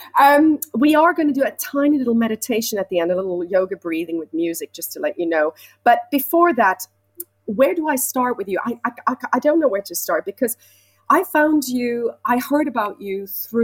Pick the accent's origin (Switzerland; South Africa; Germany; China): Switzerland; moved away as an adult; now in London, United Kingdom; I'm from Switzerland and I came to London when I was 19 to study musical theatre